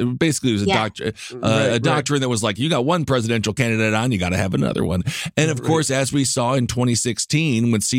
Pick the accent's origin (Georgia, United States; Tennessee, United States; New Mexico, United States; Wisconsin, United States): Wisconsin, United States; I'm straight and I'm white from Wisconsin